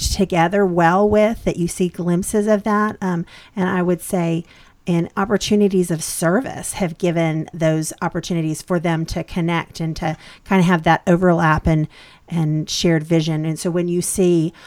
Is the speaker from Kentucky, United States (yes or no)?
yes; Kentucky, United States; moved away; the church where I grew up, I'm originally from Kentucky